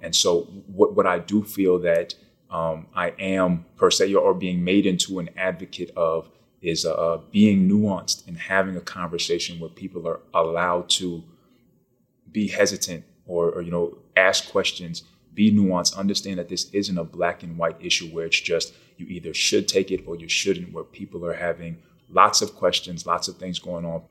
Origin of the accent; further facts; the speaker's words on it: Naples, Florida, United States; also born or lived in Bronx, New York; I was born in Bronx, New York. I lived there till I was about ten. Uh, my parents had split up and I went with my mom, my four brothers, and one sister to Naples, Florida.